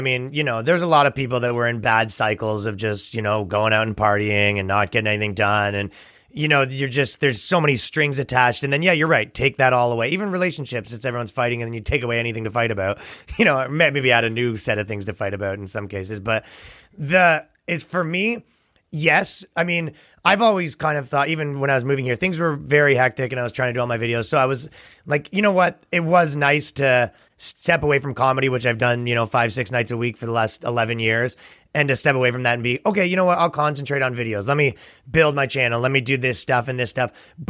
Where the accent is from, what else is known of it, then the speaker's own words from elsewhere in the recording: Toronto, Ontario, Canada; where I'm from Toronto, basically here, they're essentially giving you a curfew and a bedtime